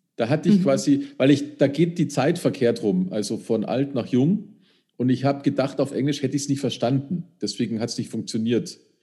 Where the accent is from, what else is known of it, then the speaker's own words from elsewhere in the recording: Upper Bavaria, Germany; da habe ich ja als Oberbayer